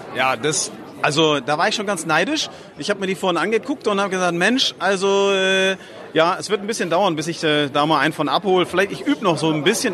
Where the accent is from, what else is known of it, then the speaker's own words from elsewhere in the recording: Flensburg, Schleswig-Holstein, Germany; unsere Heimatstadt Flensburg